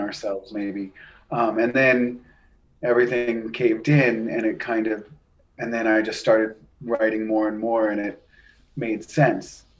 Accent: New Hampshire, United States; when I was growing up in New Hampshire

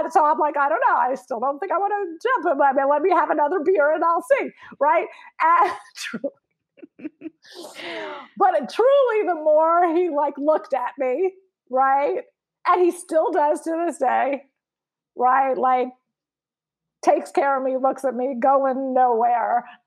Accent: New York, United States; from New York

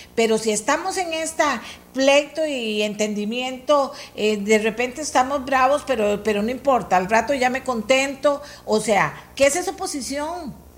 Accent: Costa Rica; somos los demás costarricenses

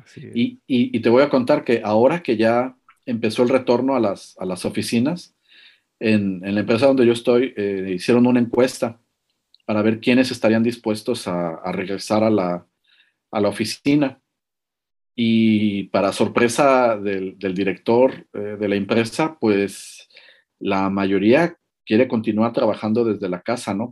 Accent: Mexico; now in Latvia; como, como latino eh, o mexicano aquí

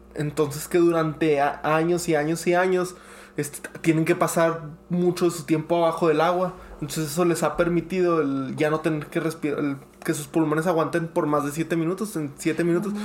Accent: United States; soy americano

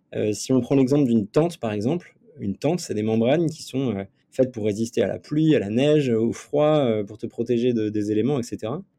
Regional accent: Nantes, Pays de la Loire, France; je viens de Nantes à la base et, euh, j'ai un parcours un peu euh, particulier pour quelqu'un qui est dans l'entrepreneuriat puisque j'étais euh, sportif de niveau toute ma jeunesse. Donc, euh, donc y a pas mal de, j'ai vécu pas mal d'aventures entre mes, euh, mes 6 ans et mes 23 ans. En fait, je suis né à Nantes

